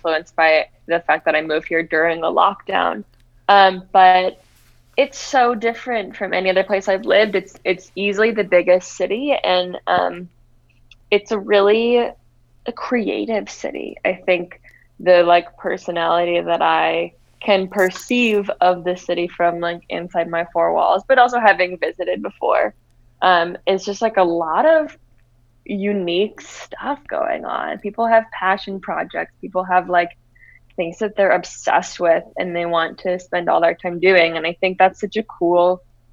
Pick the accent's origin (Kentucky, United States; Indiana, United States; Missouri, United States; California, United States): Missouri, United States; St. Louis; also born or lived in Vermont / Boston / Denver; now in Los Angeles, United States; I grew up in St. Louis, Missouri, and I've lived a few places since then